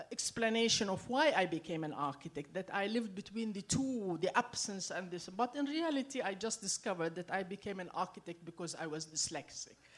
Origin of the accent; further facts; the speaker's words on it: Syria; I grew up in Syria.